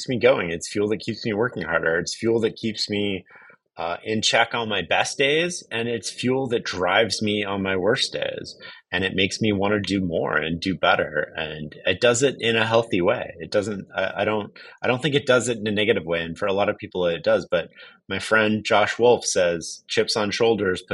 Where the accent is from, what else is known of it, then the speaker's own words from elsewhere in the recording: Canada; I'm from Canada